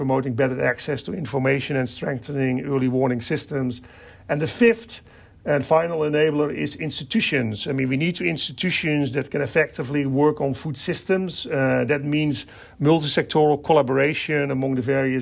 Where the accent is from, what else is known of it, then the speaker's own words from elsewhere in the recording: Netherlands; I kind of myself, you know, grew up on a farm in the Netherlands